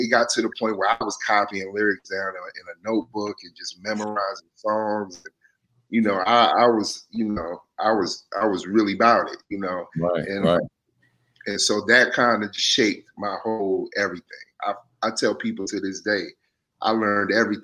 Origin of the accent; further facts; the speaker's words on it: Washington, District of Columbia, United States; also born or lived in Barbados; I was raised in Mount Pleasant in Northwest DC. So I grew up there. Right. My whole childhood up until about middle school